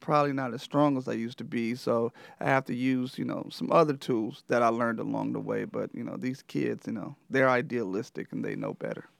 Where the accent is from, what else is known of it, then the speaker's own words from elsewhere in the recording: Flint, Michigan, United States; I'm originally from Flint, Michigan. Um, I played high school basketball at Flint Central